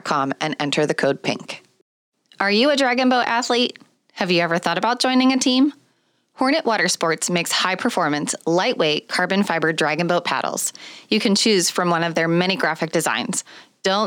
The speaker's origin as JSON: {"language": "English", "town": "Pittsburgh", "region": "Pennsylvania", "country": "United States", "tie": "born or raised there", "said": "Pittsburgh, Pennsylvania, which is my hometown"}